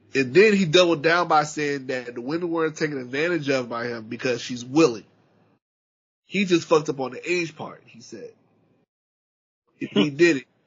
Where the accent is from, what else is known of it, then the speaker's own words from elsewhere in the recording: Charleston, South Carolina, United States; I'm from from Charleston, South Carolina